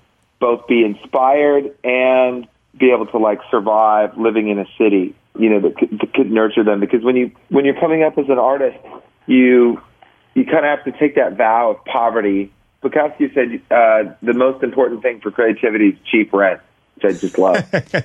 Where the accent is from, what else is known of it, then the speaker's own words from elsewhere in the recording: San Francisco, California, United States; You find me in San Francisco, my hometown, which I'm rarely in these days.